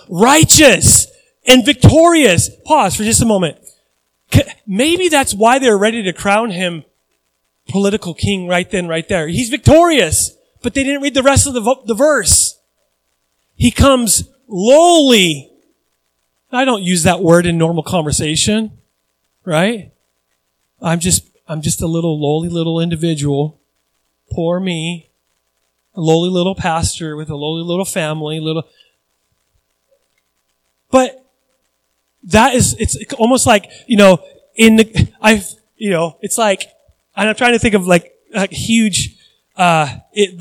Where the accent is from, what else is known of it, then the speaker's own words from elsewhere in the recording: United States; I'm American